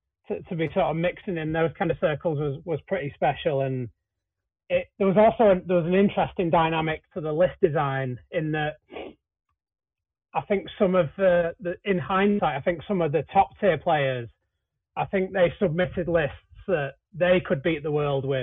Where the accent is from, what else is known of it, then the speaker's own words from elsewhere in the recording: Manchester, North West England, United Kingdom; my hometown Manchester